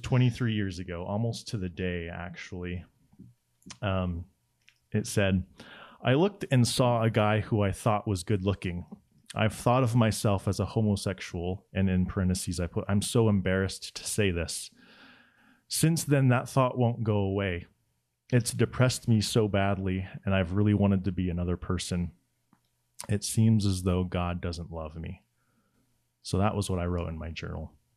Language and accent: English; Laie, Hawaii, United States; I grew up in La Hie, Hawaii, which is on the north shore of the island of Oahu